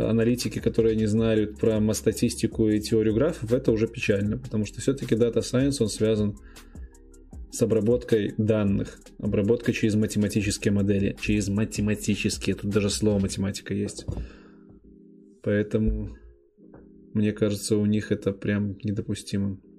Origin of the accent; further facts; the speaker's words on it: Minsk, Belarus; also born or lived in Gomel Region; Да, я из Минска, нет, родился в Гомельской области.